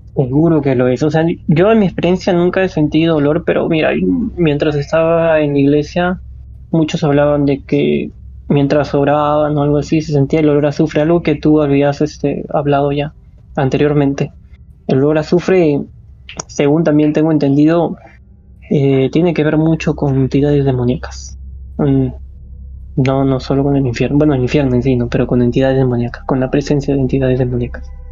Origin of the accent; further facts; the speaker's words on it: Peru; somos de Perú